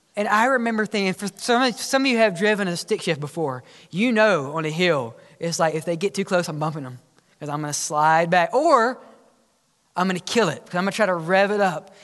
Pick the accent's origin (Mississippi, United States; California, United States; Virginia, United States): Mississippi, United States; Oxford; growing up in Oxford, Mississippi, when I was learning how to drive